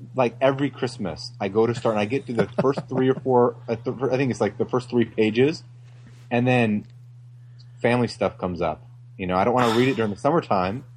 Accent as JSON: {"language": "English", "town": "Flint", "region": "Michigan", "country": "United States", "tie": "born or raised there", "said": "I grew up in Flint, Michigan"}